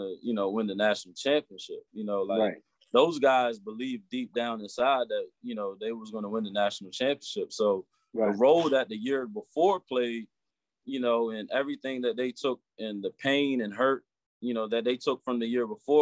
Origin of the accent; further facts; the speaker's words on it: Eastern Shore of Maryland, United States; growing up on the Eastern Shore